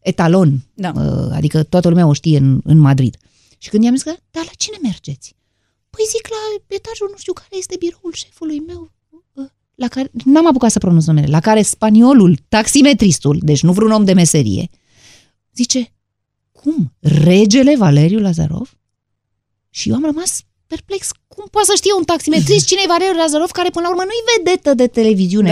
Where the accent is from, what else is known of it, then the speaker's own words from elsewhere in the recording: Romania; din România